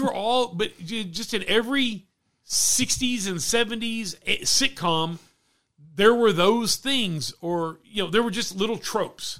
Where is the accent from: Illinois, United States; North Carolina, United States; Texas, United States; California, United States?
Texas, United States; growing up in Texas, been a lot of people wearing cowboy boots